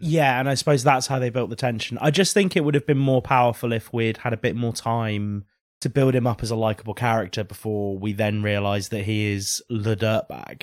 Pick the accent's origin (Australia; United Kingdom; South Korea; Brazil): United Kingdom; a British person